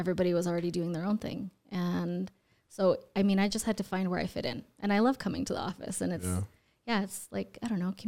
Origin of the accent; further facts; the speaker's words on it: Orem, Utah, United States; Mostly Orem. Yeah, Utah County. Graduated from East Shore High School with my big old belly.